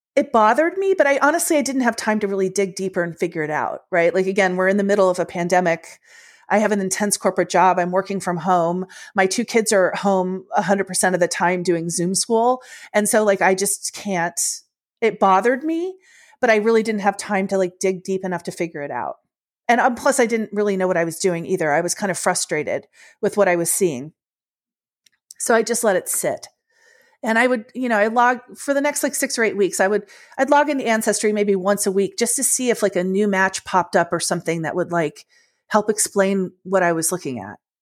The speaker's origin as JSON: {"language": "English", "town": "Washington", "region": "District of Columbia", "country": "United States", "tie": "born or raised there", "also_born_or_lived": "Ohio", "said": "I was born in Ohio, although when I was little, we moved to Washington, D C, which is my hometown"}